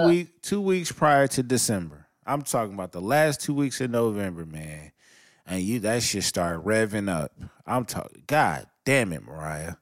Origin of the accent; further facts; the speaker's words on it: Los Angeles, California, United States; I'm from Los Angeles, California. We have a street called Figueroa, and we have a street called Sunset